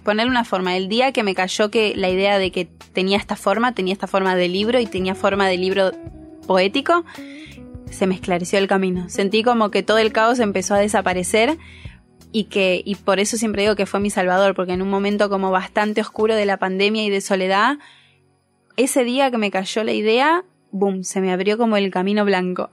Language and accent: Spanish; Pinamar, Buenos Aires Province, Argentina; moved away; soy de Pinamar